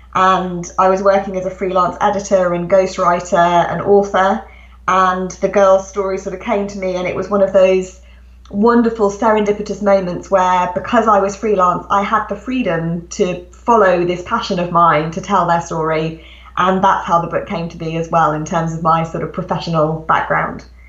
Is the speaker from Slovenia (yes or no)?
no; England, United Kingdom; as you can hear from my accent, I'm actually a British writer. I live, live in England, and that's where I grew up.